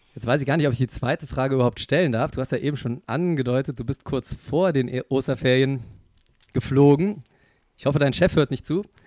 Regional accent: Germany; bei uns in Deutschland

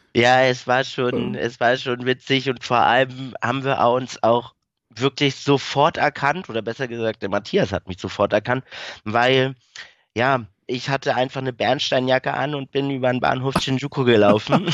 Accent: Schleswig-Holstein, Germany; also born or lived in Berlin (Wedding), born; bin relativ früh als kleiner Junge äh, nach Schleswig-Holstein gezogen mit meiner Mama

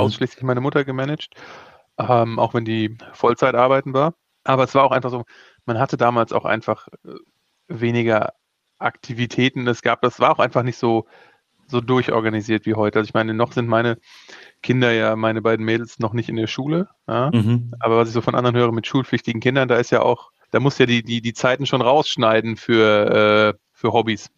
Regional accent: Offenbach, Hesse, Germany; also born or lived in Rodgau; geboren bin ich in Offenbach

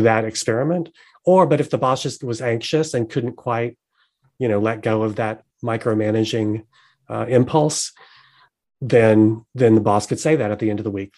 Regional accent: the South, United States; also born or lived in North Carolina; I'm from the South

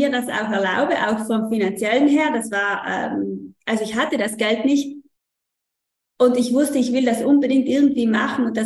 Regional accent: Trentino-Alto Adige, Italy; Ich komme aus Südtirol

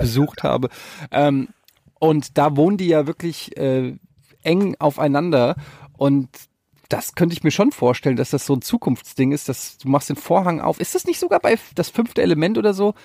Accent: Frankfurt, Hesse, Germany; also born or lived in Cologne / Düsseldorf; now in Hamburg, Germany; ich bin geboren mitten in der City in Frankfurt, ich habe in Köln und Düsseldorf gewohnt, jetzt in Hamburg

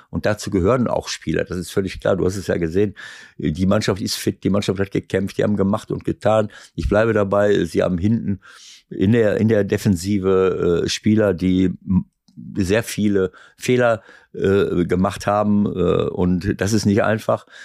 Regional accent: Schloß Holte-Stukenbrock, North Rhine-Westphalia, Germany; now in Hamburg, Germany; Heimatstadt, wo ich herkomme

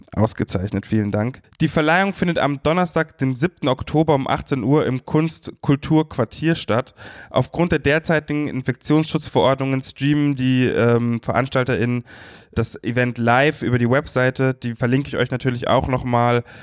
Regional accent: Munich, Bavaria, Germany; nach Bayern, nach Minga, meiner Heimatstadt

